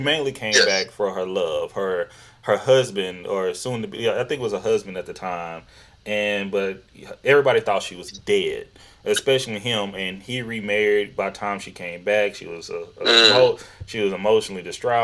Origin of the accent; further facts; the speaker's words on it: East Texas, United States; accent: Southern; moved away as an adult; also born or lived in Houston, Texas; now in Seattle, United States; I grew up in East Texas, and been in Houston for 13, 14 years